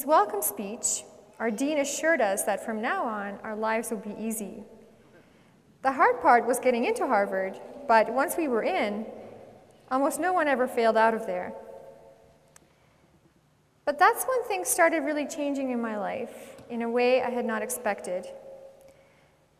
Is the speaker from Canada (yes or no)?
yes; Edmonton, Alberta, Canada; also born or lived in Czechoslovakia; We were sent to Edmonton, and I grew up here and in St. Albert